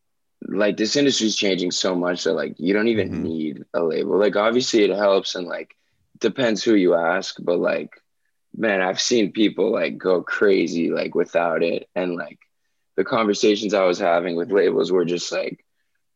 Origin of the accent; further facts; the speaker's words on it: Miami, Florida, United States; growing up in Miami